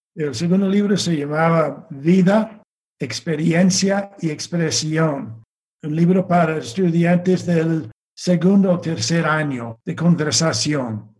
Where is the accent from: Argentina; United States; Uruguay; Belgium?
United States; Virginia; Spanish is a second language; also born or lived in Wisconsin; nací en Virginia.